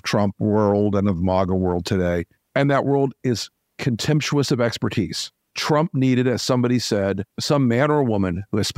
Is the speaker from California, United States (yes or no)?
no; Florida, United States; I'm from Florida